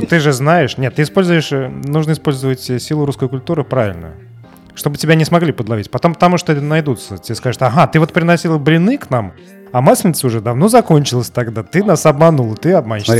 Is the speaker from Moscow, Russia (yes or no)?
no; Samara, Samara Oblast, Russia; now in Serbia; я из Самары